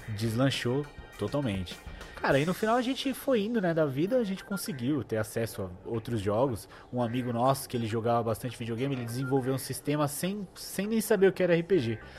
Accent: São Paulo, Brazil; Eu nasci no bairro do Bancários, Santana, né? Grande Santana. Mas aos dois anos eu já mudei de casa e eu vim morar com minha mãe e minha avó, que é até onde eu moro atualmente. Minha mãe e minha avó na zona norte de São Paulo.

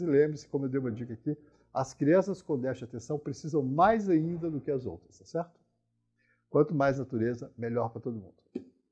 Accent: Minas Gerais, Brazil; moved away; eu sou mineiro, né? Então a gente as cidades do interior de Minas que eu conheci na minha adolescência, quando eu volto atualmente

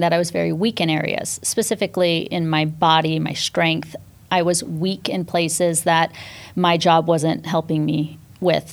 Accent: Northern California, United States; also born or lived in New York City, United States; now in Miami, United States; I grew up in Northern California, small town, uh, again, on a dairy farm

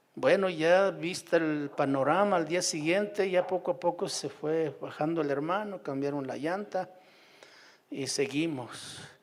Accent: Puácuaro, Michoacán, Mexico; moved away as an adult; also born or lived in Sierra de Oaxaca; mi pueblo, en Puácuaro, ahí a la orilla de la laguna de Pátzcuaro

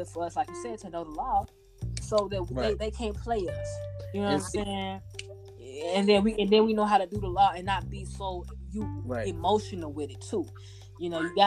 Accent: Chicago, Illinois, United States; I'm from Chicago

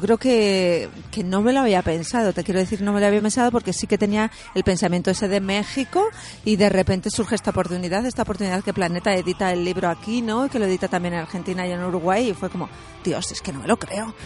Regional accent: Castilla-La Mancha, Spain; yo soy de Castilla-La Mancha, es una comunidad autónoma

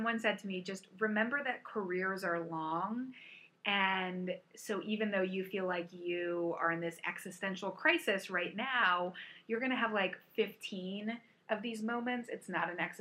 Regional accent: Virginia Beach, Virginia, United States; I grew up in a beach community. I grew up in Virginia Beach

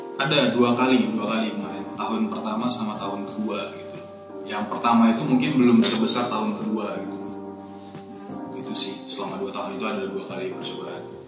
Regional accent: Medan, North Sumatra, Indonesia; moved away as an adult; now in Yogyakarta, Indonesia; asalnya dari Medan, tapi kuliah di Atma Jaya angkatan 2011

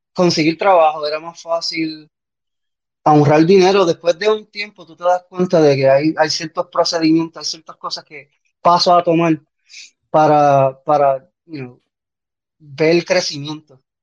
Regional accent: Puerto Rico; moved away as an adult; also born or lived in Bronx, New York / Orlando, Florida; now in Athens, United States; nací en el Bronx, me mudé para Orlando y de Orlando me mudé para Puerto Rico. Y entonces, 24 años en Puerto Rico

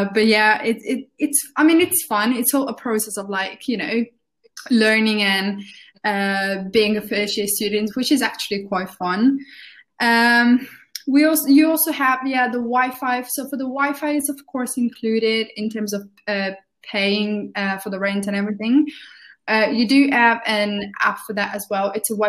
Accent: Italy; now in Birmingham, United Kingdom; because I moved to Birmingham from Italy, I can definitely tell you that if you're moving from abroad, it's going to be quite confusing

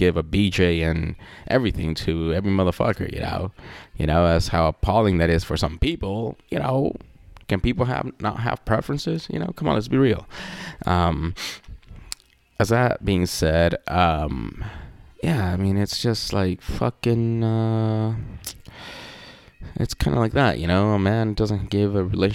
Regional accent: Mexico; I'm from Mexico

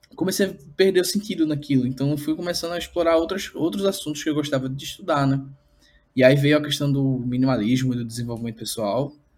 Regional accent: Recife, Pernambuco, Brazil; sou daqui de Recife

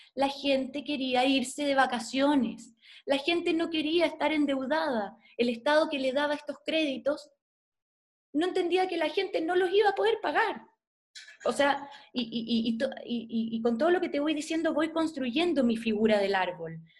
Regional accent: Chile; soy chilena, soy periodista

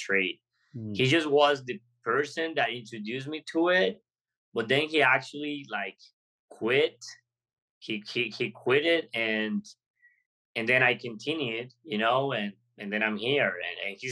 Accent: Golfito, Puntarenas, Costa Rica; moved away as an adult; I come from college, from a little town in Costa Rica called Golfito in the border with Panama. So I moved out of my hometown to come to the city

